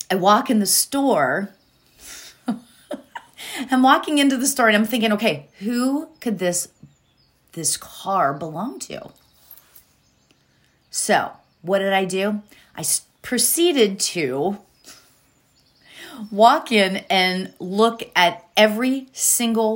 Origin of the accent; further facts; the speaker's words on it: State College, Pennsylvania, United States; State College, Pennsylvania, which is where Penn State is, which is where I grew up in Pennsylvania